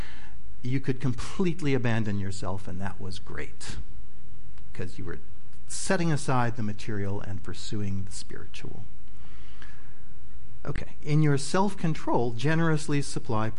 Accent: Midwest, United States; I grew up in the Midwest

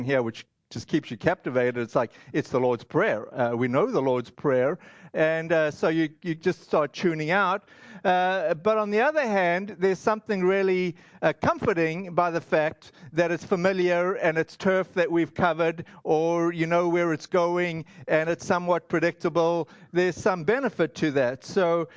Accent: South Africa; I grew up in South Africa

